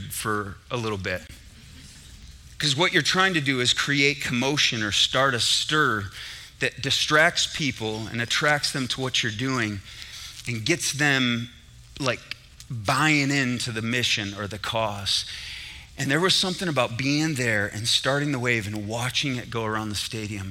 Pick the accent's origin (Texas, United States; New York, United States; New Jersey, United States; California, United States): New York, United States; Syracuse; I was in the Carrier Dome in Syracuse, New York. That's where I grew up, New York